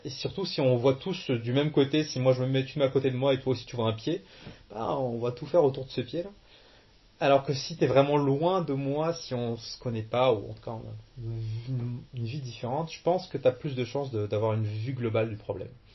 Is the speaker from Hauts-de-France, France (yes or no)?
no; Cherbourg, Normandy, France; born or raised there; moved away as an adult; also born or lived in Algeria / Caen; now in Quebec, Canada